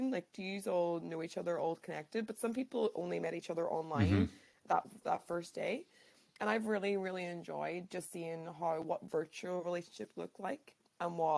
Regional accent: Ireland; also born or lived in London / New Zealand; now in Japan; I am originally from Ireland, taught in London for three years, then New Zealand for three

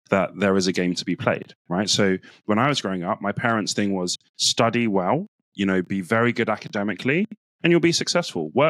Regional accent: Nigeria; So as a Nigerian, it's actually like for me quite taboo to be telling you, I'm good at this

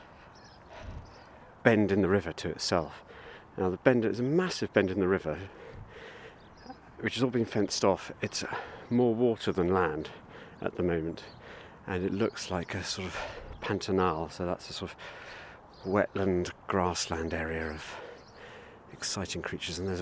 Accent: Abergavenny, Wales, United Kingdom; my hometown of Abergavenny

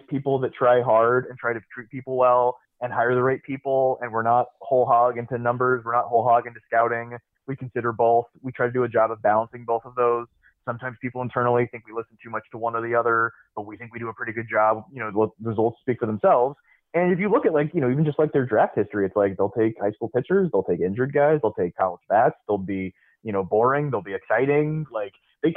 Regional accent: Tampa, Florida, United States; I grew up in Tampa, and they were like the first team I had contact

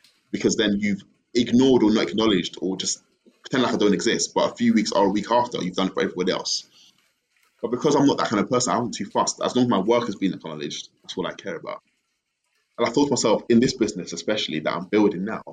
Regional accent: Bury, North West England, United Kingdom; moved away as an adult; now in Ghana; I grew up in Bury. Bury. Greater Manchester

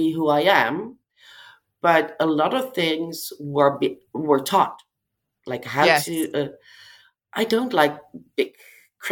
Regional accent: Amsterdam, North Holland, Netherlands; in Amsterdam, it's my hometown.

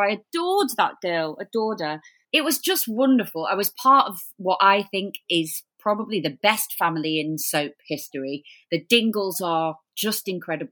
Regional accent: Blackpool, North West England, United Kingdom; We're from Blackpool

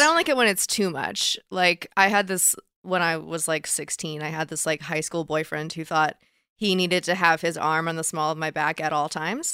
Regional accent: Dallas, Texas, United States; moved away; I grew up in Dallas

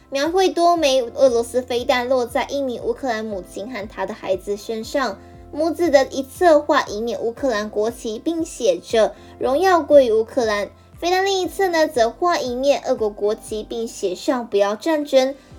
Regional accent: Lukang, Changhua County, Taiwan; moved away; 我的家乡呢是在鹿港

